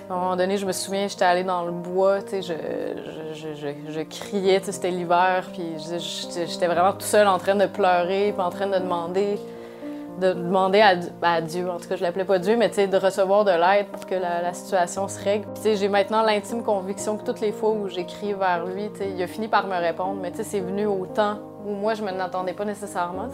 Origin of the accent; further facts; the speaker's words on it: Quebec City, Quebec, Canada; je viens de Québec